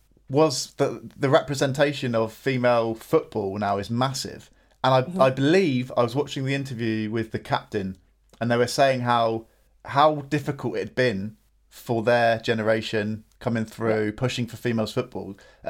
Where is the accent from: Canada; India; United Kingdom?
United Kingdom; Something for being British and travelling a lot